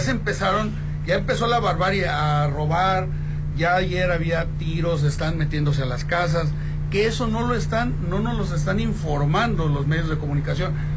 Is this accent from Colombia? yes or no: no; Mexico; como mexicanos